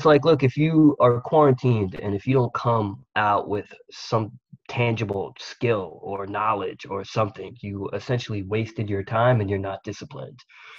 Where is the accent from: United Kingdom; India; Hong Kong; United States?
United States; New York City, New York; we're from Staten Island.